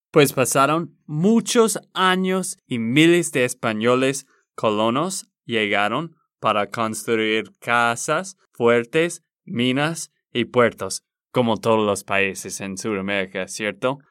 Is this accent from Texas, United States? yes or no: yes; Texas, United States; Spanish is a second language; now in Colombia; de Texas, Estados Unidos